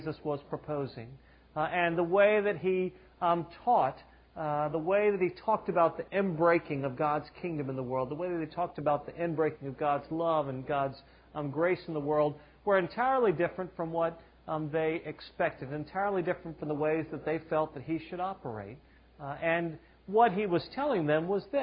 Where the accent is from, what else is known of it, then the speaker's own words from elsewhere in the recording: the South, Southern United States, United States; I'm a Southerner